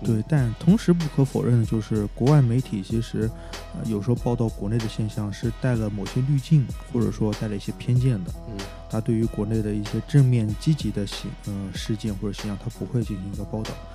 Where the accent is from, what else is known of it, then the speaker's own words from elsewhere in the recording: China; 身为中国人的确是很愤怒的